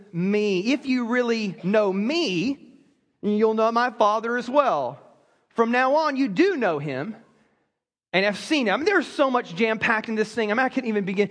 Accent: South Carolina, United States; moved away; I grew up in South Carolina

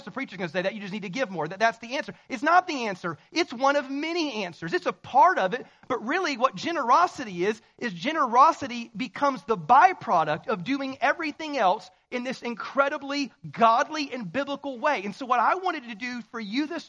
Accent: the South, United States; I'm from the South, so we say y'all

